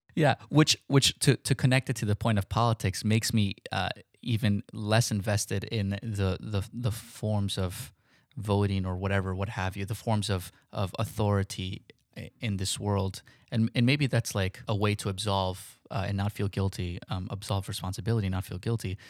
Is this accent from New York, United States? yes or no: yes; New York City, New York, United States; Growing up in New York